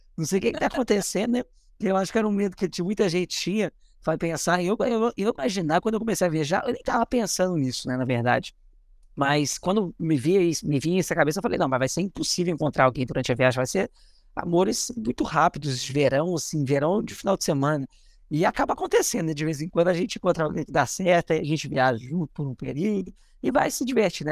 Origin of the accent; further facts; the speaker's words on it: Belo Horizonte, Minas Gerais, Brazil; moved away; also born or lived in Rio de Janeiro / São Paulo / Belém / Salvador; sou de BH